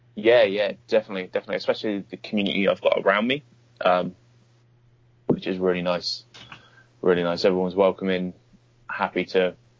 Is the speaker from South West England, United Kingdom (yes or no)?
yes; Bournemouth, South West England, United Kingdom; my hometown of Bournemouth, uh, which is about an hour away from London.